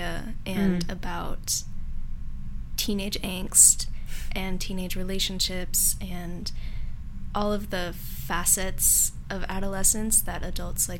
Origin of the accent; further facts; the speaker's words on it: Seattle, Washington, United States; I actually had my first years here in South Lake Union